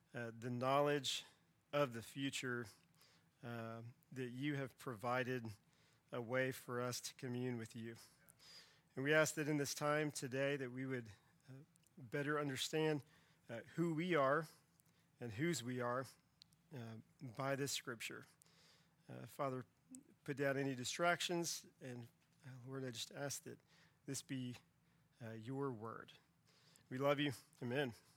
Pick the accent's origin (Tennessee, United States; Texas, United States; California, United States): Texas, United States; Central; I grew up in Central Texas, close to a river